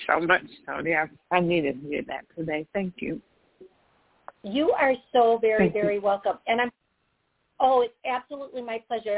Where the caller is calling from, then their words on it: Georgia, United States; I'm calling from Georgia.